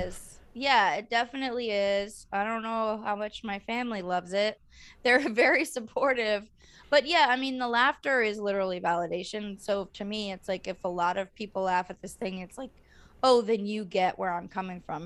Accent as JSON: {"language": "English", "region": "California", "country": "United States", "said": "I'm from California"}